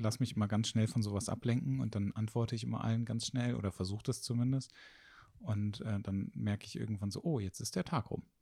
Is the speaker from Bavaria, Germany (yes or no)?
no; Haan, North Rhine-Westphalia, Germany; also born or lived in Düsseldorf; Also ich komme ja aus Hahn. Und Hahn sind so 30.000 Einwohner.